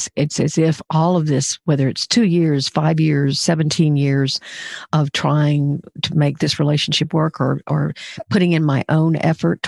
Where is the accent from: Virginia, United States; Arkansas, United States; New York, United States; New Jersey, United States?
Arkansas, United States; Pine Bluff; I grew up in Pine Bluff, Arkansas